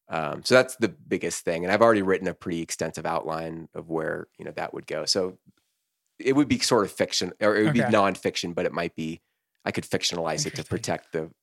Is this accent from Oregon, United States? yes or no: yes; Corvallis, Oregon, United States; Yeah. I'm from Corvallis, Oregon.